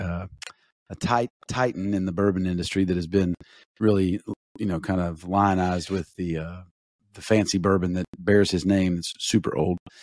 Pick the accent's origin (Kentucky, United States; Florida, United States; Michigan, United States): Kentucky, United States; Eastern; growing up in Eastern Kentucky